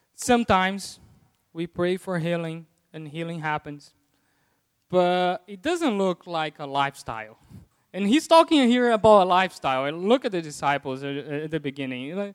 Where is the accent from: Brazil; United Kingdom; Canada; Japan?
Brazil; first language Portuguese; English is a second language; moved away as an adult; now in United States; I learned English in Brazil